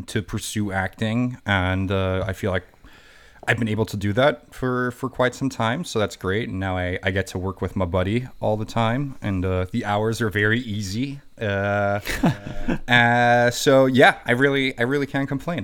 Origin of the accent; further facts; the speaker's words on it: Germany; English is a second language; moved away as an adult; now in New York, United States; I went to an international school in Germany, so I learned English from a, from a young age.